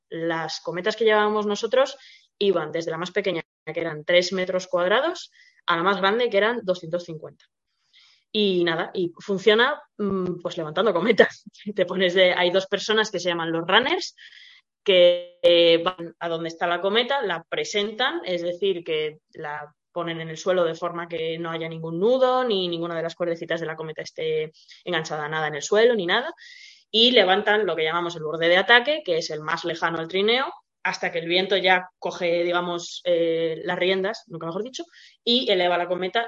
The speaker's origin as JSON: {"language": "Spanish", "country": "Spain", "said": "somos españoles"}